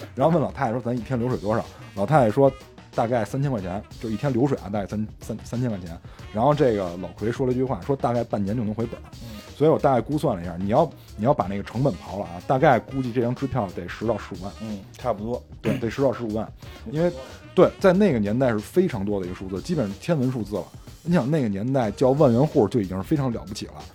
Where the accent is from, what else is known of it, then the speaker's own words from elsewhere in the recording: China; 我们中国人和西方人的价值观的一种冲突